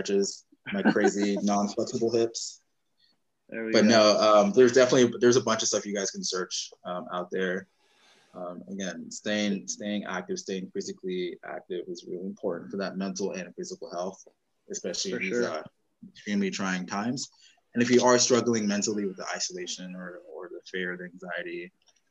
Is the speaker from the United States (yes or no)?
yes; West Coast, United States; we're all from the West Coast